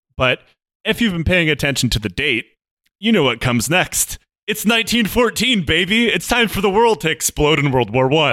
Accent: United States; moved away; my home country

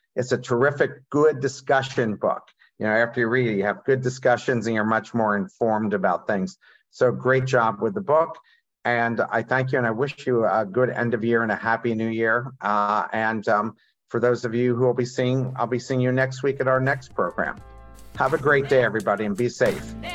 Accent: Coatesville, Pennsylvania, United States; I grew up in Coatesville

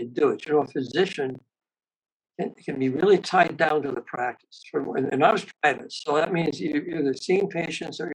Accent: Gary, Indiana, United States; I was raised in Gary, Indiana, which is a steel working area of northern Indiana.

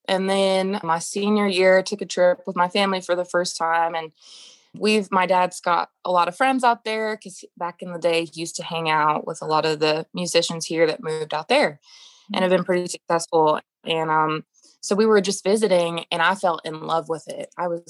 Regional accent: Oklahoma City, Oklahoma, United States; Oh, my gosh. Well, probably the best childhood I could have asked for. I wouldn't have necessarily thought, oh, well, Oklahoma, but Oklahoma has a lot of hidden gems and it's very beautiful.

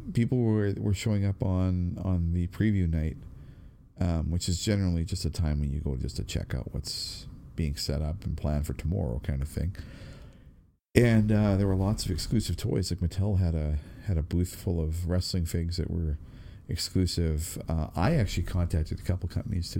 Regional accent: Canada; being Canadian

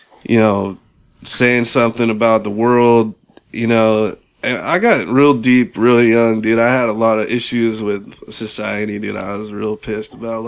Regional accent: San Francisco, California, United States; also born or lived in Bronx, New York / Portland; We actually moved from New York to San Francisco when I was like 5

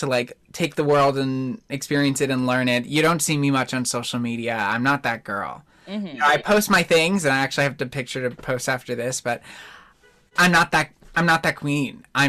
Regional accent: New Jersey, United States; moved away; I grew up in New Jersey

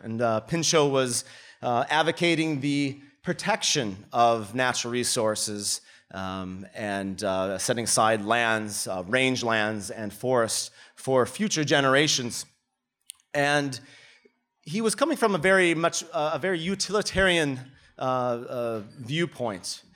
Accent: Minnesota, United States; moved away as an adult; now in Melbourne, Australia; I come from Minnesota where it gets to be negative thirty during the winter

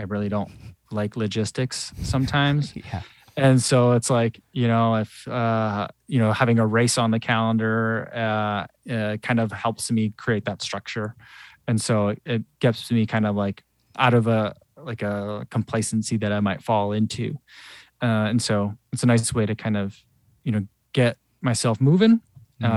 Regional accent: New Jersey, United States; moved away as an adult; now in Chicago, United States; I grew up in New Jersey, but you know, I've lived in Chicago a long time now

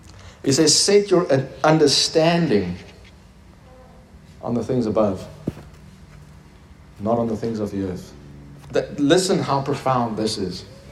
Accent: Turkey; now in Stellenbosch, South Africa; In Stellenbosch, yeah. I'm from Turkey, so that's where it is, amen? God sent me here to teach you.

